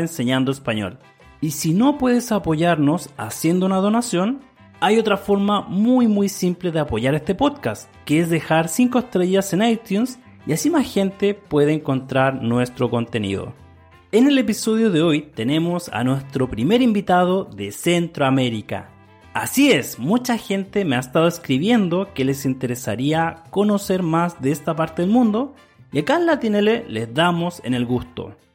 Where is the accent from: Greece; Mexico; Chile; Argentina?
Chile; soy de Chile